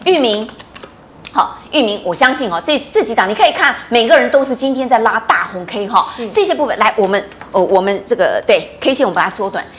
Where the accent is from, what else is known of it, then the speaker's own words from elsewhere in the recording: Taiwan; 我们台湾人